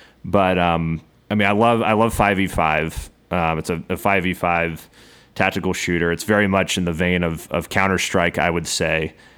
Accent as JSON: {"language": "English", "region": "the South", "country": "United States", "accent": "Southern", "said": "See, it's a hard thing for me with my Southern accent."}